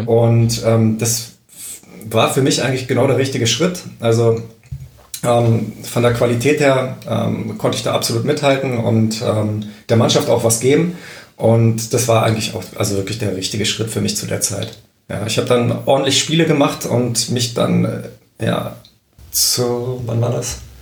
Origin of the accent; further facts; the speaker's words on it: Berlin, Germany; moved away; also born or lived in Aachen; da ich ja gebürtiger Berliner bin